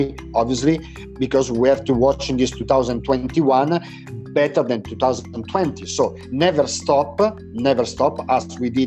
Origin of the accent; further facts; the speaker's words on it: Lodi, Lombardy, Italy; English is a second language; Now I'm in Lodi. My hometown is close to Milano, actually. It's half an hour far from Milano, south from Milano